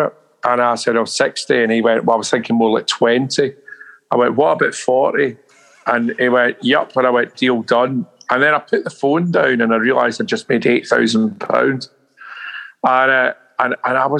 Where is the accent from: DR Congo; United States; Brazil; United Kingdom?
United Kingdom; Glasgow, Scotland; now in London, United Kingdom; I couldn't go back to Glasgow, man. Not to live, no way. I mean, I've left 40 years ago and I'm a Londoner, really